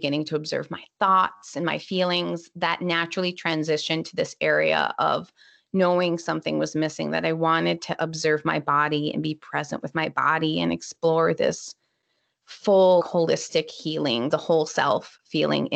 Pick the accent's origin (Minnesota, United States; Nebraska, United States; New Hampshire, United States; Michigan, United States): Minnesota, United States; I'm from Minnesota, so it's usually kind of cold